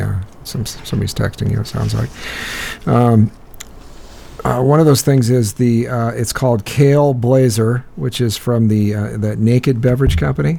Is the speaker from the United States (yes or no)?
yes; Iowa, United States; I hail from Iowa